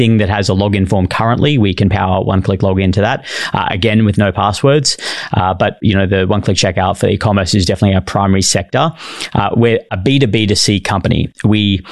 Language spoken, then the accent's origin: English; Bondi, regional New South Wales, Australia; accent: Australian; moved away as an adult; also born or lived in Brisbane, Queensland; now in San Francisco, United States; I was born and bred in Bondi, and then I moved to regional New South Wales. So I lived in the country. I lived in Bondi for 10 years, then country for 6 or 8 years, and then I lived in Brisbane the last 10